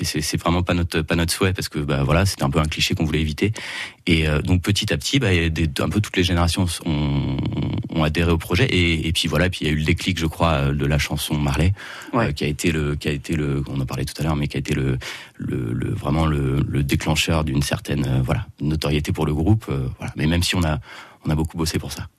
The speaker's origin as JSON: {"language": "French", "area": "Yvelines", "region": "Île-de-France", "country": "France", "also_born_or_lived": "Forterre", "moved": "as an adult", "lives_now": "Auxerre, France", "said": "Comme la plupart de mes, confrères de Danakier, ben, on est tous originaires des Yvelines, voilà, les petits villages à l'ouest"}